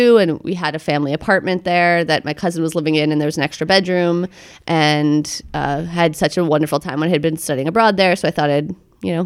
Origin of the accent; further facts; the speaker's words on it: Boston, Massachusetts, United States; also born or lived in São Paulo; Originally, I'm from Boston.